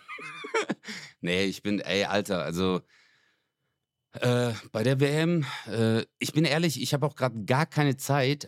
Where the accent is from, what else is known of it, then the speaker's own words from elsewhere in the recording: Stuttgart, Baden-Württemberg, Germany; bei uns in Stuttgart